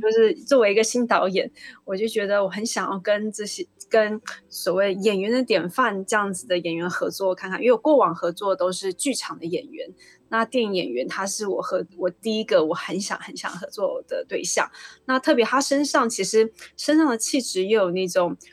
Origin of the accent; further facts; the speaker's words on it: Taiwan; 我们台湾人